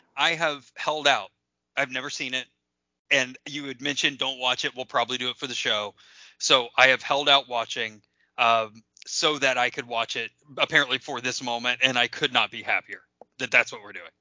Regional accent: Lebanon, Ohio, United States; I grew up in Lebanon, Ohio, small town

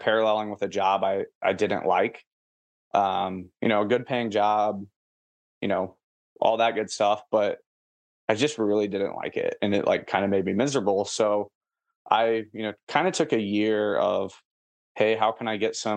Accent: Portsmouth, Ohio, United States; now in San Antonio, United States; my hometown's Portsmouth. So by like Kentucky and West Virginia, like I was probably like 10 minutes from Kentucky growing up.

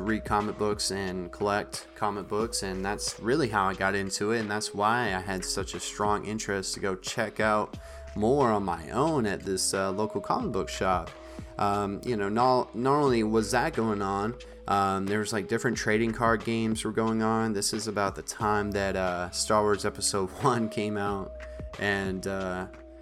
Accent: northern Maine, United States; when me and my family, we lived in northern Maine, in my small town, my hometown

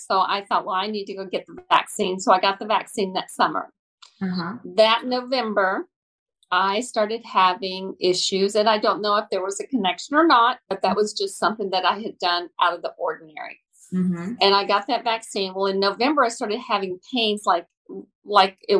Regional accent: Dallas, Texas, United States; I am a Native American or Native Texan. I was born in Dallas here

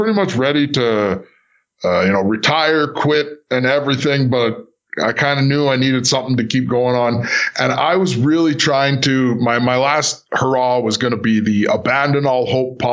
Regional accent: Alberta, Canada; I'm from Alberta.

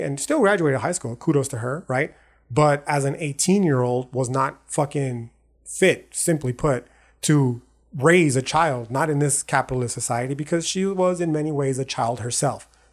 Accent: El Paso, Texas, United States; born or raised there

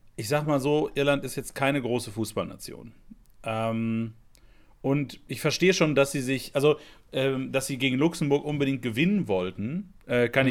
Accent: Lennestadt, North Rhine-Westphalia, Germany; der Heimatverein hier von meinem, von meinem Heimatdorf, der FC Lennestadt

